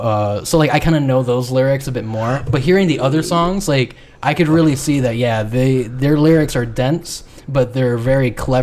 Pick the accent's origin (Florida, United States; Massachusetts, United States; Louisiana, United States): Florida, United States; South; growing up in South Florida is such like a heavy hip hop city